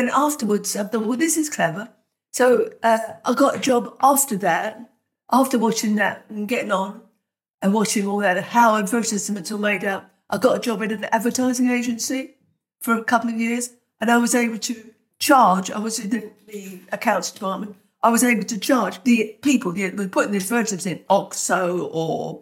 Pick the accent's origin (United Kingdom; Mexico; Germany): United Kingdom; London; also born or lived in Hanover Square, London; I'm from Camberwell.